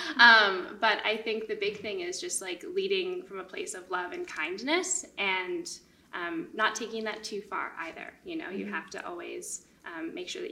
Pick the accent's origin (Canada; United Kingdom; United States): Canada; Winnipeg, Manitoba; I grew up in Winnipeg